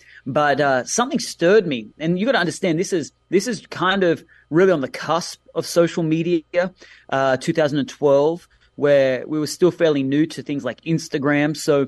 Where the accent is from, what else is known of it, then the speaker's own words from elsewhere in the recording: Australia; accent: Australian; moved away as an adult; now in Mountain View, United States; As you can hear, my accent is Australian, so pronunciation is something I struggle with myself.